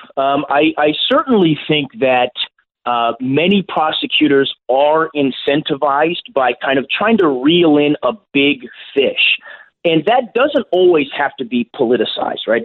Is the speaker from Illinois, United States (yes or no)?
no; California, United States; now in St. Louis, United States; my home state of California